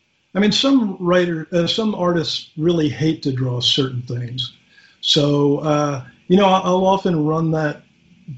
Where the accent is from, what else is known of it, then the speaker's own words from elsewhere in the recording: Philadelphia, Pennsylvania, United States; I grew up in West Philly